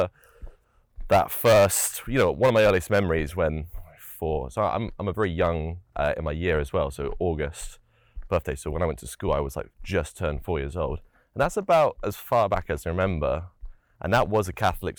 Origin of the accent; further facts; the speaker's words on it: United Kingdom; I'd say I'm from the United Kingdom